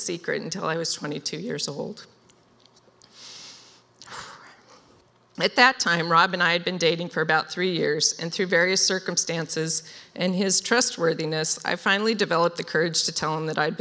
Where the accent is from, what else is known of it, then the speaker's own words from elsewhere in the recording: Wenatchee, Washington, United States; I was raised in Wenatchee